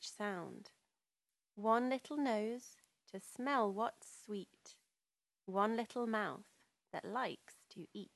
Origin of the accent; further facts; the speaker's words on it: Birmingham, West Midlands, United Kingdom; I'm British. I come from Birmingham in the United Kingdom.